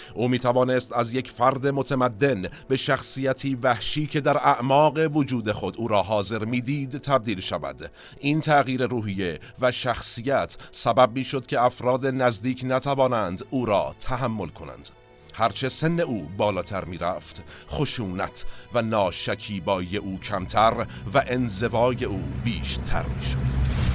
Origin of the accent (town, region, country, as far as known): Iran